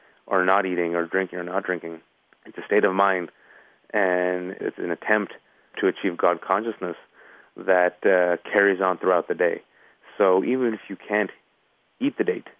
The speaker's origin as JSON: {"language": "English", "area": "Bay Area", "region": "California", "country": "United States", "said": "I'm from the Bay Area, California"}